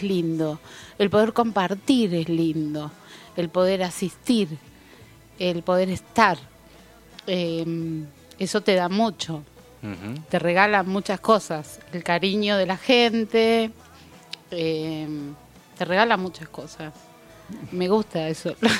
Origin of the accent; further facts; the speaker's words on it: Capilla del Monte, Córdoba, Argentina; moved away as an adult; also born or lived in Buenos Aires; yo nací acá en Capilla hace 58 años. este, mis padres, mis abuelos, bisabuelos son de, este lugar.